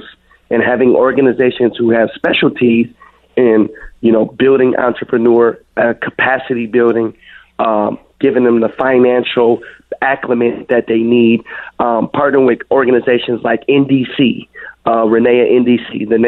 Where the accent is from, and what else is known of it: Minneapolis, Minnesota, United States; born or raised there